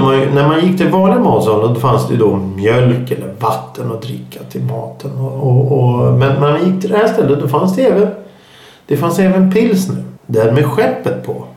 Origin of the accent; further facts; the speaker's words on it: Stockholm, Stockholm County, Sweden; accent: stockholmska; många säger att jag pratar stockholmska